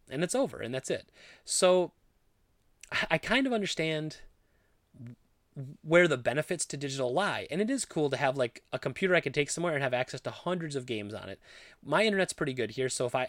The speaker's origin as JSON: {"language": "English", "country": "India", "tie": "born or raised there", "said": "I never got to play any of these amazing retro games while growing up in India, and I wanted other people to be able to experience them."}